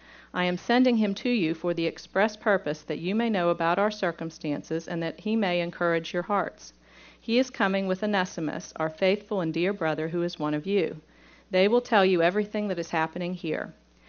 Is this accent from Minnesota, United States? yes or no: no; Pittsburgh, Pennsylvania, United States; accent: southern; Now, I'm from Pittsburgh, and when I go to Pittsburgh, they tell me that I have taken on a southern accent.